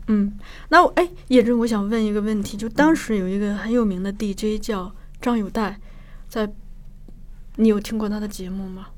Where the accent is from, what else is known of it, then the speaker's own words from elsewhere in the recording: Shanxi, China; moved away; 我们老家山西也有过